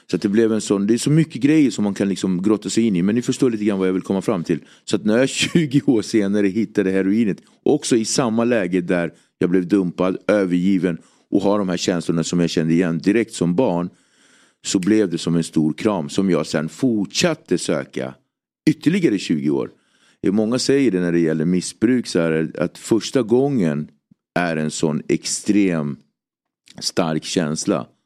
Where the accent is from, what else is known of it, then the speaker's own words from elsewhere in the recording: Cape Verde; Jag kommer från Kap Verde-öarna där man tog slavar från Västafrika över till eh, andra sidan Västindien